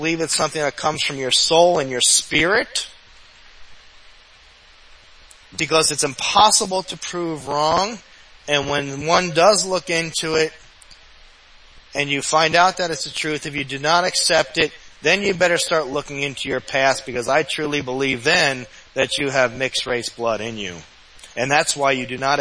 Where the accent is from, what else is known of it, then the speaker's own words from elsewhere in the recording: New Jersey, United States; also born or lived in New York City; I grew up there. I grew up in New Jersey.